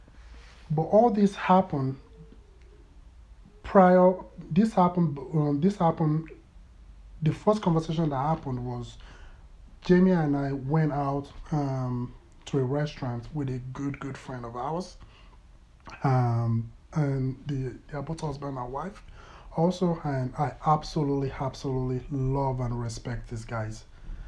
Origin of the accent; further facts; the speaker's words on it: Lagos, Nigeria; moved away as an adult; also born or lived in Toronto, Ontario; now in Calgary, Canada; my teenage years were spent in Lagos, Nigeria, and my childhood, that was where I grew up.